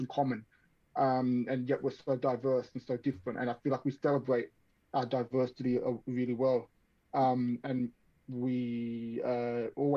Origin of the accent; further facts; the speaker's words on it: Sydney, New South Wales, Australia; moved away as an adult; now in London, United Kingdom; As you can probably tell by my accent, I was born and raised in Australia, in Sydney.